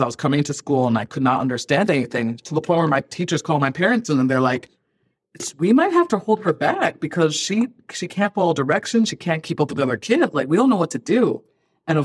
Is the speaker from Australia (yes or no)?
no; Ghana; born there; I was born in Ghana, so I have a lot of connections to the culture and the country.